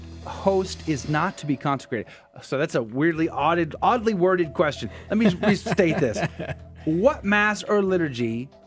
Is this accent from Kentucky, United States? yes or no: no; San Antonio, Texas, United States; San Antonio is not just great because I grew up there